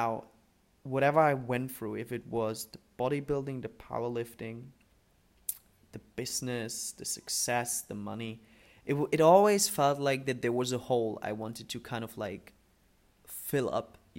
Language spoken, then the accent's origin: English; Germany; born or raised there; English is a second language; moved away as an adult; also born or lived in Dubai